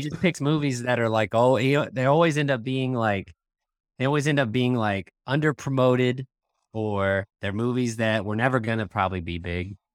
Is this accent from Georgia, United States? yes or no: no; outside of Tulsa, Oklahoma, United States; we grew up outside of Tulsa